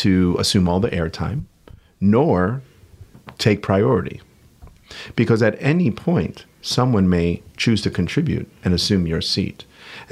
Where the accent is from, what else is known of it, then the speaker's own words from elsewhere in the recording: New York City, New York, United States; I'm from Queens